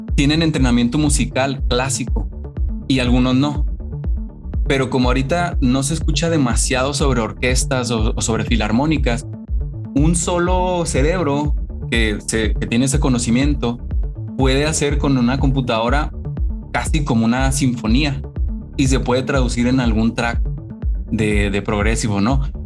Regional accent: Mexico; now in United States; soy mexicano, pero estoy en Estados Unidos

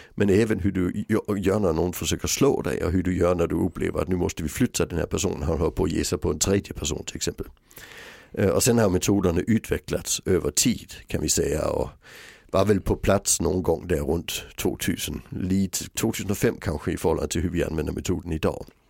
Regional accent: Sweden; jag var den första svensk som blev utbildad i metoden

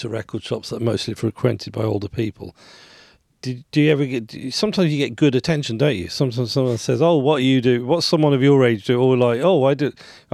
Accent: Birmingham, West Midlands, United Kingdom; growing up in Birmingham, there was a shop in Solihull called Discovery

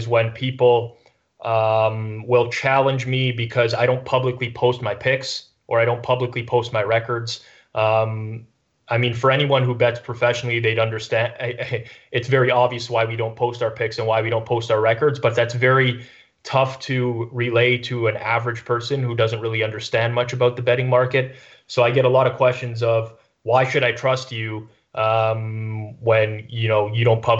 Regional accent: Canada; I'm Canadian

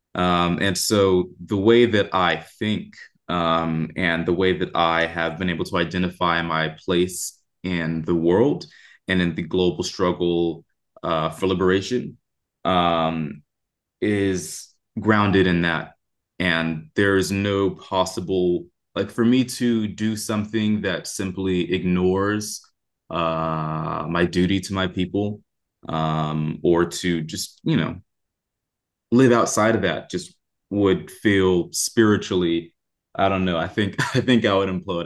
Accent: Oakland, California, United States; I'm from Oakland, California, uh, raised by Panthers

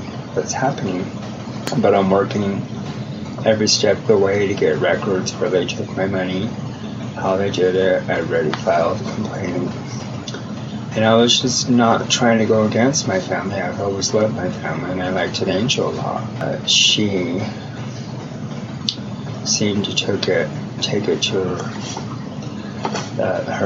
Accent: Denver, Colorado, United States; I'm from Denver, Colorado

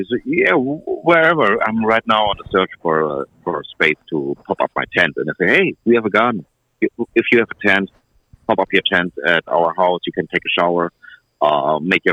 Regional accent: southwest Germany, Germany; English is a second language; also born or lived in Mexico City, Mexico; I was born in Mexico City, but I never learned Spanish. So I grew up in Germany.

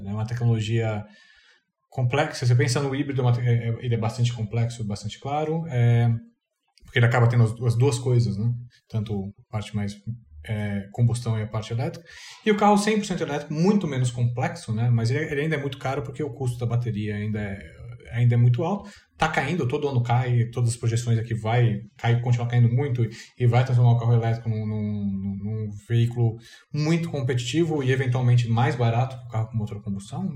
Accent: Brazil; eu sou brasileiro

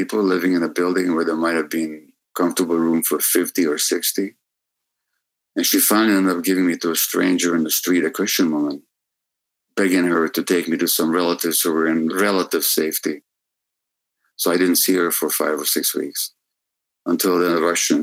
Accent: Budapest, Hungary; I was born in January 1944 in Budapest.

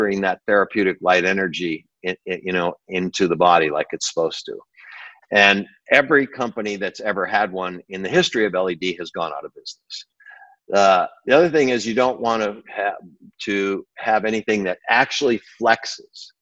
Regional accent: Burbank, California, United States; also born or lived in Batavia, New York; my parents moved me to Burbank when I was 8 years old, Burbank, California

